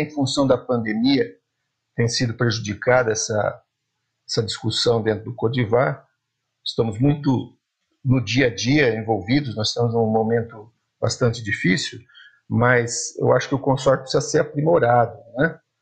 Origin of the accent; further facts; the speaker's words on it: Jacupiranga, São Paulo, Brazil; Eu sou de Jacupiranga